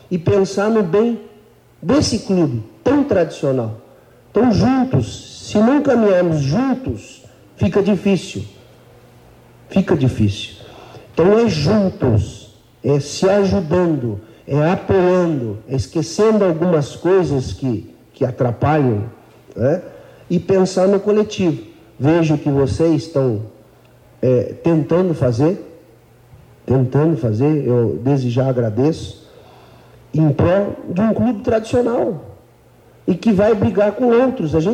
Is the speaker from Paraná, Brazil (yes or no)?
yes; Paraná, Brazil; eu sou paranaense, eu acho que a cidade e o clube merece voltar aquilo que eu tracei